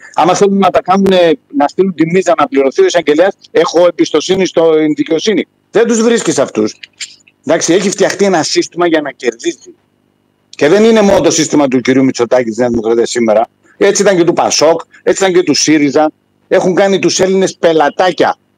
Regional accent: Rhodes, village of Agios Isidoros, South Aegean, Greece; moved away as an adult; now in Denmark; η καταγωγή μου είναι από τη Ρόδο, από ένα χωριό, τον Άγιο Ισίδωρο

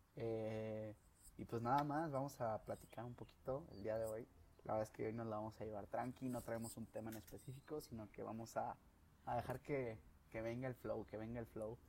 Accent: León, Guanajuato, Mexico; moved away as an adult; now in Guadalajara, Mexico; Soy de aquí de León, Guanajuato, pero ya vivo en Guadalajara

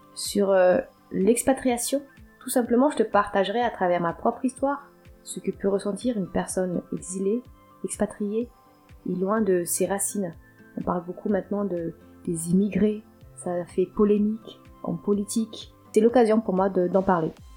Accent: Antananarivo, Analamanga, Madagascar; moved away as an adult; now in France; J'ai grandi jusqu'à mes 19 ans dans la capitale malgache, de l'île de Madagascar

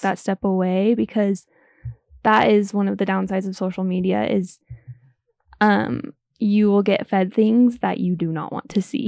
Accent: Utah, United States; growing up in the Mormon community

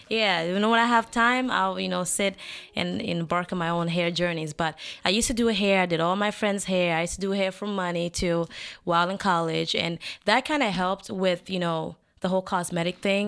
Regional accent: Limbe, Southwest Region, Cameroon; moved away; I am from Cameroon

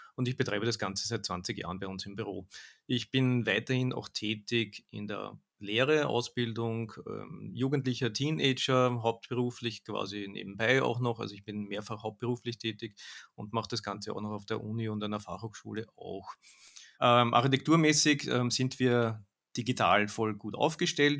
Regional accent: Austria; bei uns in Österreich

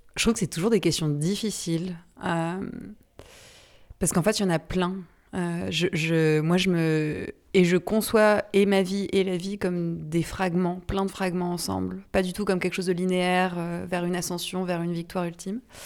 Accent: Brittany, France; Je suis bretonne, comme mon prénom l'indique

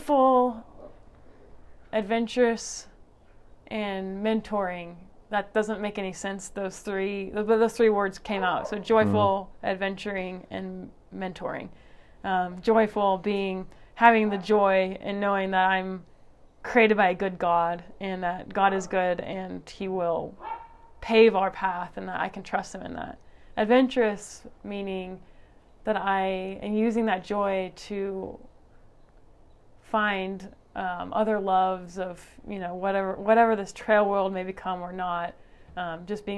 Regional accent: Kansas City, Kansas, United States; moved away as an adult; also born or lived in Lawrence, Kansas; now in Flagstaff, United States; I was born and raised in Kansas City, and then I moved to Lawrence for college and before we moved here.

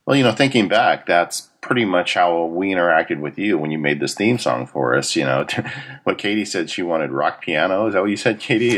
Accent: Southern California, United States; I grew up in Southern California

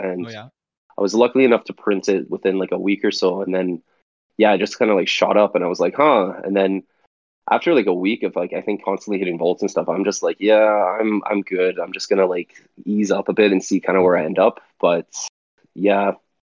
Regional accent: Calgary, Alberta, Canada; I'm from Calgary, Alberta, Canada

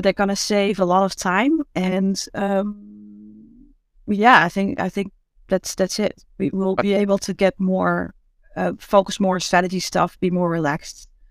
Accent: Amsterdam, North Holland, Netherlands; I'm from Amsterdam.

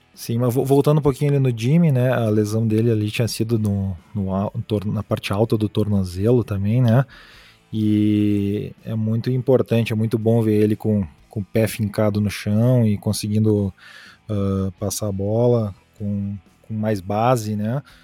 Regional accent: Rio Grande do Sul, Brazil; now in Utah, United States; Eu sou gaúcho, mas eu moro aqui em Utah, uh, pertinho de Salt Lake City

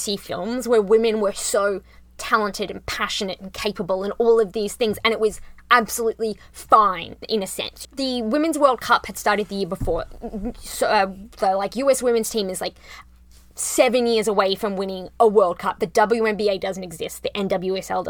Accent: Rockhampton, Queensland, Australia; accent: Australian; moved away; I grew up in a country, Australia.

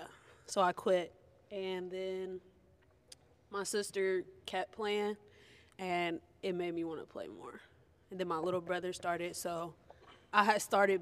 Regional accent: Cleveland, Ohio, United States; I'm from Cleveland, Ohio.

